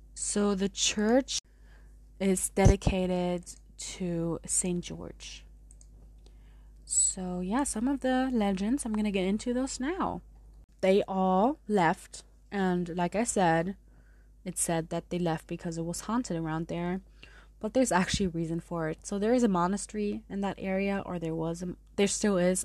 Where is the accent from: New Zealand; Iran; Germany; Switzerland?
Germany; Munich, Bavaria; accent: German; also born or lived in San Diego; I did grow up with both languages, and part of me is from San Diego, but I grew up mostly in Munich. So you may hear my German through some pronunciations.